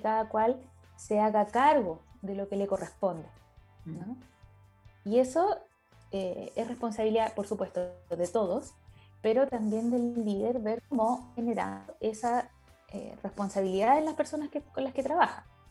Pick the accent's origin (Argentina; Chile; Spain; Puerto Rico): Chile; soy chilena, ahora estoy conectada desde el sur de Chile